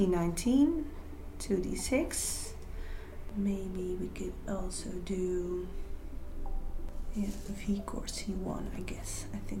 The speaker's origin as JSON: {"language": "English", "region": "Gelderland", "country": "Netherlands", "said": "I'm … from Gelder."}